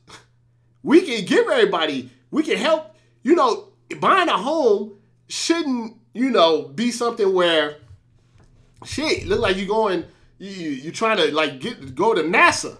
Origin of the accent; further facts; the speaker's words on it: St. Louis, Missouri, United States; I was born in Saint Louis